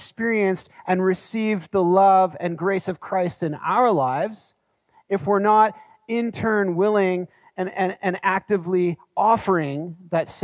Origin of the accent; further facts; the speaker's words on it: Canada; as Canadian citizens already living in Canada